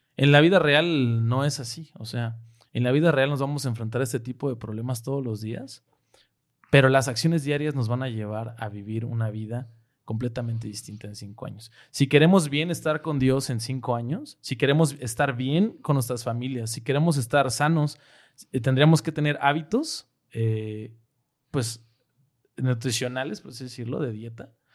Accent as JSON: {"language": "Spanish", "country": "Mexico", "moved": "yes", "said": "nosotros como mexicanos"}